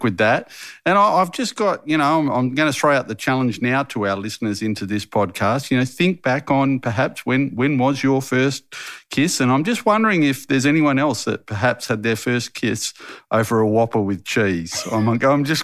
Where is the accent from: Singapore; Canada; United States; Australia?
Australia; Harvey, Western Australia; growing up in Harvey